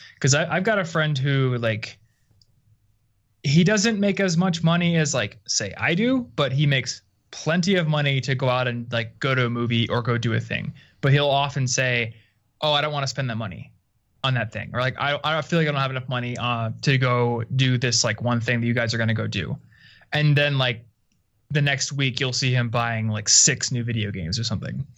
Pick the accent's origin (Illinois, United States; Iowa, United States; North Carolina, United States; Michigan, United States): Iowa, United States; moved away; I'm from Iowa originally, so kind of a sleepy town comparatively.